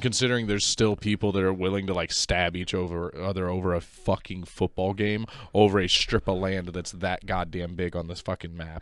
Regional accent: Texas, United States; moved away; I am originally from Texas and half my family is from Texas

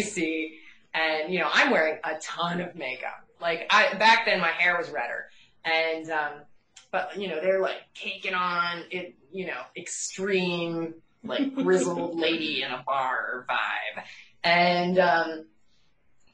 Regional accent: outside of Pittsburgh, Pennsylvania, United States; they were intro lawyers at a firm where I grew up outside of Pittsburgh

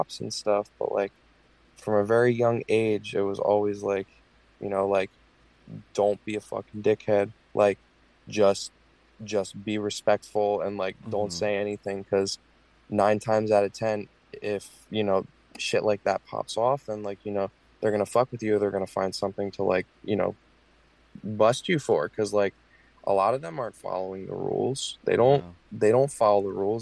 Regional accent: Point Pleasant, New Jersey, United States; now in Tampa, United States; originally, I'm from New Jersey, Point Pleasant. It's a really fucked up small town

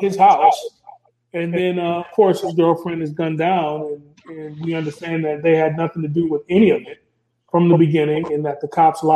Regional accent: Minnesota, United States; I'm from Minnesota.

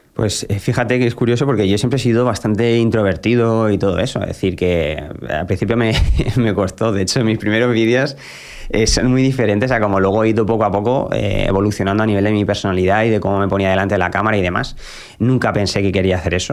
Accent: Albacete, Castilla-La Mancha, Spain; en mi ciudad natal, en Albacete

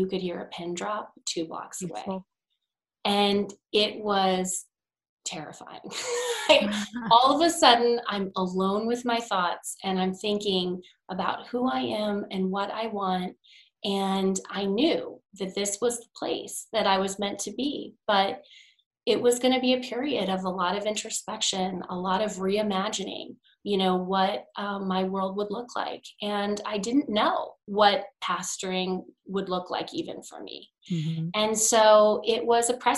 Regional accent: New York, United States; as a New Yorker

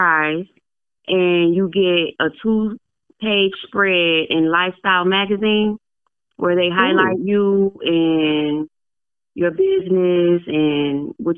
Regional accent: Detroit, Michigan, United States; now in Tennessee, United States; I'm originally from Detroit, Michigan

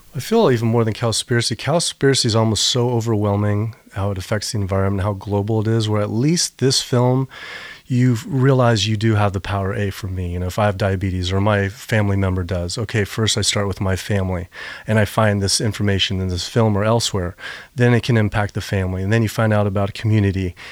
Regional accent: Virginia, United States; my dad's from North Carolina, I'm from Virginia. And I grew up swimming in all these rivers

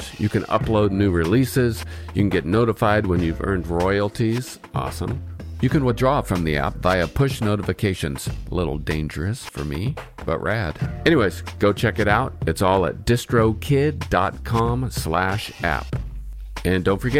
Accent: Northern California, United States; now in Seattle, United States; outside in the sticks in California, Northern California

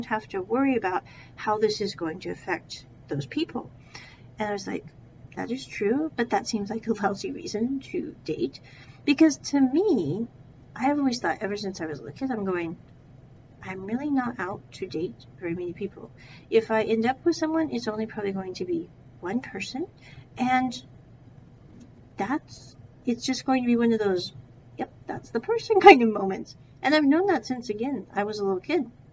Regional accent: United States; I was born in America

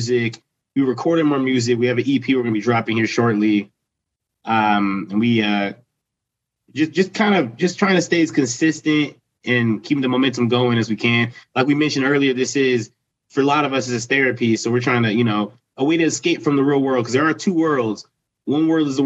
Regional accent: Lancaster, Pennsylvania, United States; We're from Lancaster

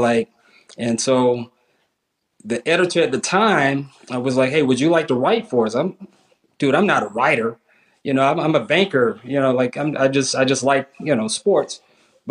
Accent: South Carolina, United States; I grew up in South Carolina, which was a bedrock of, FBS and FCS teams.

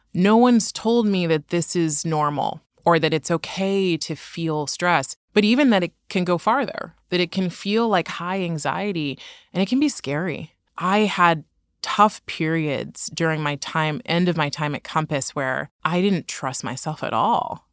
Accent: Oakland, California, United States; I grew up in Oakland, and Oakland is incredibly diverse

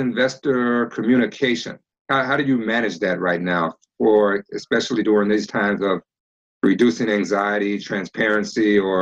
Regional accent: Memphis, Tennessee, United States; I was born and raised in Memphis, Tennessee

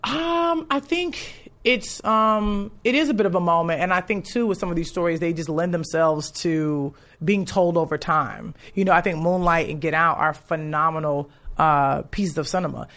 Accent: Chicago, Illinois, United States; moved away; I'm from Chicago

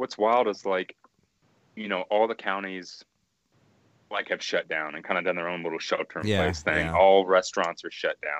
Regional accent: Evansville, Indiana, United States; moved away; I grew up in Evansville, Indiana.

